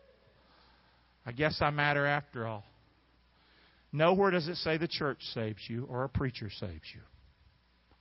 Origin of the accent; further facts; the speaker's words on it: Rockingham, North Carolina, United States; moved away; I'm from Rockingham, North Carolina, and I know what it is to be from Carolina and the Carolina folk